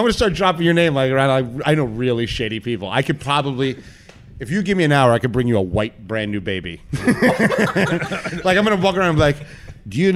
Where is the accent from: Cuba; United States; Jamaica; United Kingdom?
Cuba; moved away; I come from Cuba where they lie to you from the day you're born.